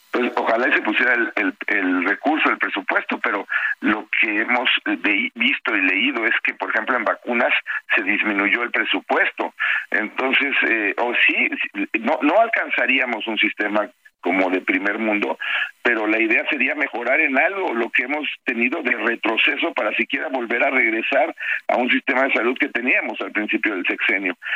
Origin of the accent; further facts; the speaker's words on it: Mexico; soy mexicano y quiero a mi país